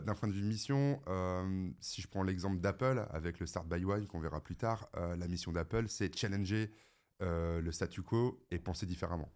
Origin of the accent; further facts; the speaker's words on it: the North, France; Je viens quand même du Nord